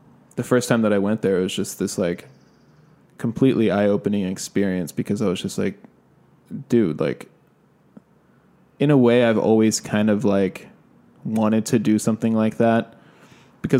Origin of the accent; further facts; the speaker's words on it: California, United States; now in Los Angeles, United States; I'm from California and I didn't live that far away. So I used to come to LA a lot before I actually moved here